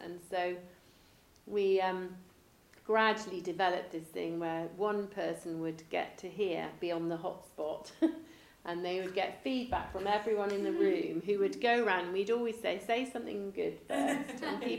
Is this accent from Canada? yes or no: no; England, United Kingdom; And they would never say it because we're very English and we don't want to.